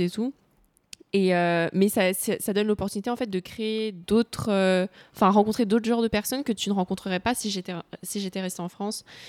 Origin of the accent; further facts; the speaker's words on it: Cambodia; je suis cambodgienne, j'ai grandi au Cambodge